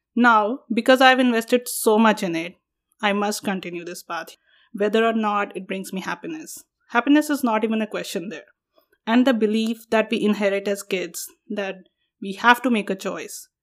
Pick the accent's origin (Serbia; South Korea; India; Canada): India; moved away as an adult; now in United States; When I go to India, I'm not Indian enough